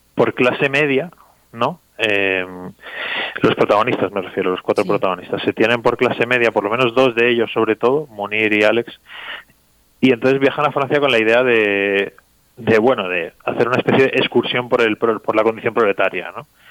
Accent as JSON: {"language": "Spanish", "country": "Spain", "said": "Yo soy medio argelino y, crecí hablando árabe con mi padre y español también"}